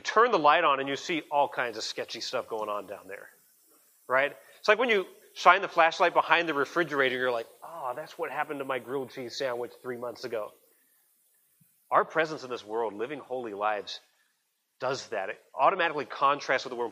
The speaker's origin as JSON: {"language": "English", "country": "United States", "said": "I'm an American citizen"}